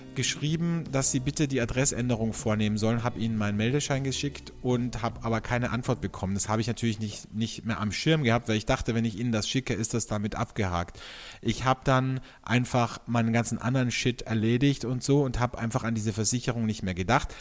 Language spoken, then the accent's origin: German; Austria; bei uns in Österreich